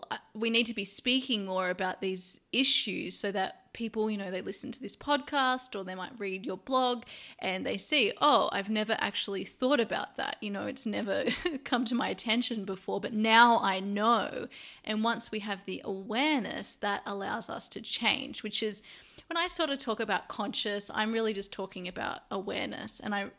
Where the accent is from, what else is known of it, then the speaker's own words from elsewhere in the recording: Australia; now in Europe; now that I live over in Europe, I'm originally from Australia